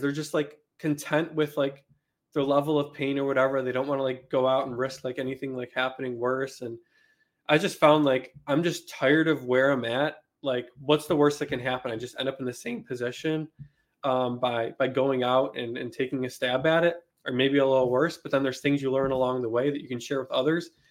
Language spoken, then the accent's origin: English; Buffalo, New York, United States; moved away as an adult; I grew up in Buffalo, New York, in subsidized housing